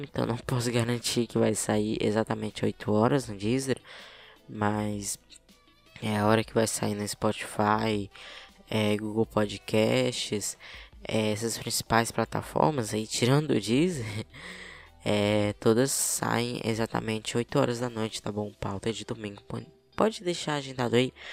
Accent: Piauí, Brazil; accent: piauiense; Aqui, né, no Piauí, meu estado

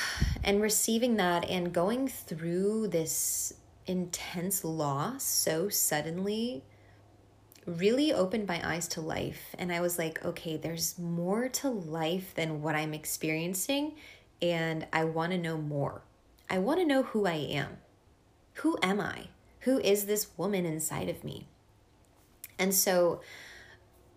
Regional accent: East Coast, United States; born or raised there; first language Hungarian; English is a second language; moved away as an adult; also born or lived in Boston / Hungarian household; now in San Francisco, United States

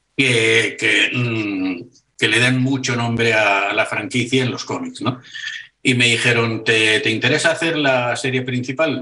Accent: Barcelona, Catalonia, Spain; soy de Barcelona

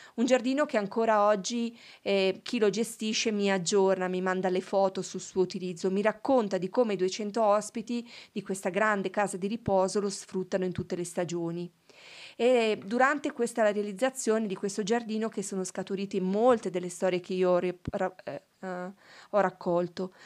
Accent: province of Novara, Piedmont, Italy; il primo è l'healing garden in provincia di Novara, il mio paese

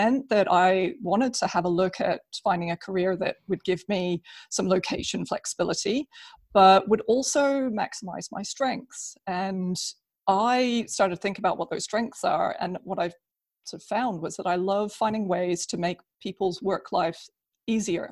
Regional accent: New Zealand; moved away as an adult; also born or lived in United Kingdom; I'm originally from New Zealand

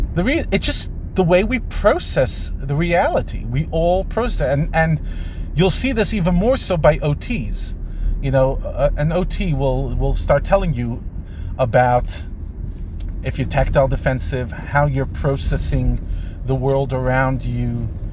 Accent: United States; I'm an American

